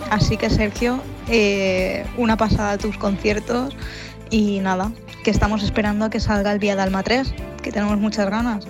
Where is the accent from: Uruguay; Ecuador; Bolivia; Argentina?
Uruguay; de Uruguay